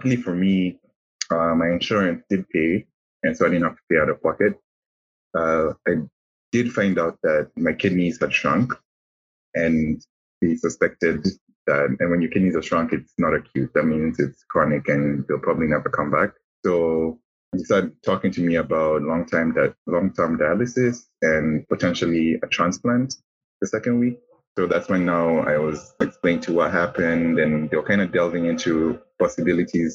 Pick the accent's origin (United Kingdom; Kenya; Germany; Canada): Kenya; moved away as an adult; also born or lived in United States; we would rather come back home to Kenya, because I'm from Kenya originally.